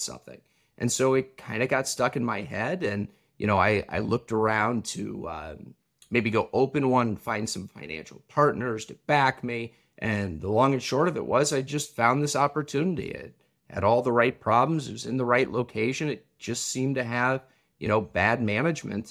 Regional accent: Champaign, Illinois, United States; I grew up in Champlain, Illinois

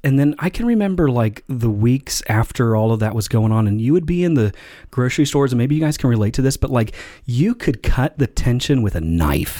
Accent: Elkhart, Indiana, United States; I grew up in Elkhart, Indiana, and they had the four H fair

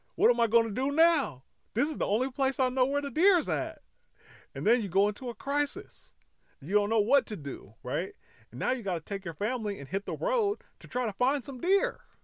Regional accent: California, United States; I grew up in California

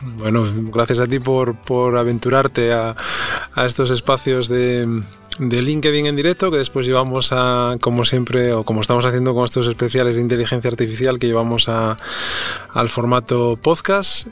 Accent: Avilés, Asturias, Spain; yo nací en Avilés también

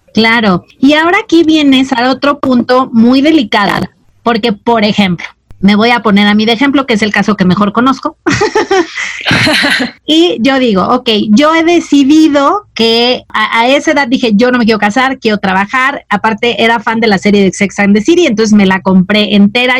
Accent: Mazatlán, Sinaloa, Mexico; Yo crecí en Mazatlán, que es un puerto

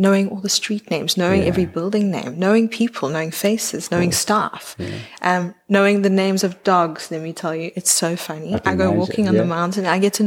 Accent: Johannesburg, Gauteng, South Africa; now in Cape Town, South Africa; born in Johannesburg

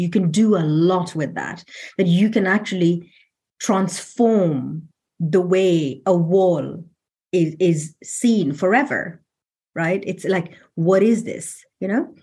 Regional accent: London, United Kingdom; I'm from London

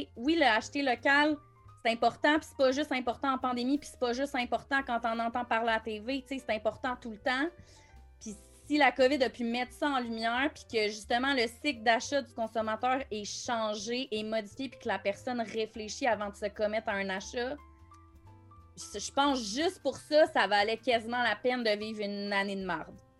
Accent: Montreal, Quebec, Canada; moved away as an adult; j'ai passé ma vie à Montréal, je viens de Montréal

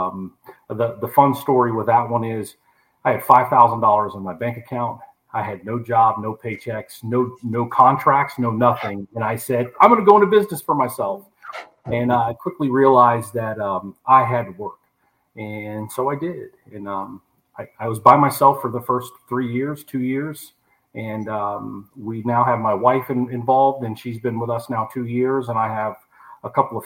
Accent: Naples, Florida, United States; also born or lived in Copeland, Florida / Everglades City, Florida; I grew up here in Naples

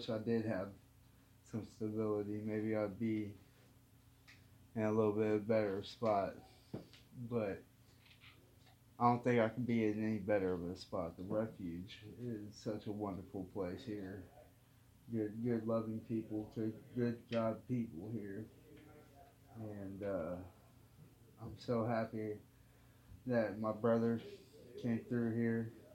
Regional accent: Columbus, Ohio, United States; also born or lived in Kentucky; born in Kentucky, moved to Columbus, Ohio when I was real young, 5, 6.

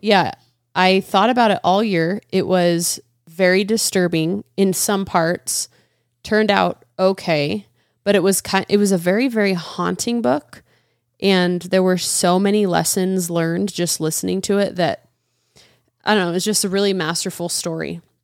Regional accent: United States; I'm an American

